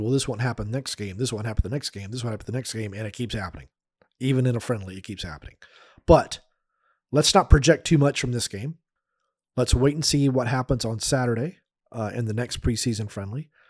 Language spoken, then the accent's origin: English; United States; I'm an American